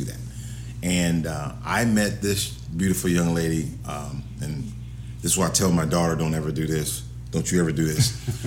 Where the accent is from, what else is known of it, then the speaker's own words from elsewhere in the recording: Los Angeles, California, United States; also born or lived in Arizona; now in Ohio, United States; I'm from California, Los Angeles